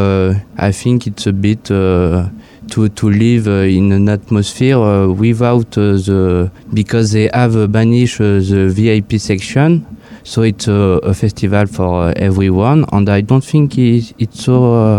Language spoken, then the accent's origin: English; France; English is a second language; now in Hungary; I am from France